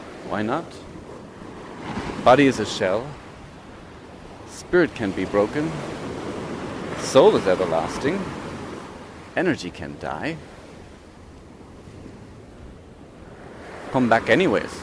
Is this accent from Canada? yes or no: no; East Germany, Germany; moved away; growing up in East Germany, we have been indoctrinated with communistic thought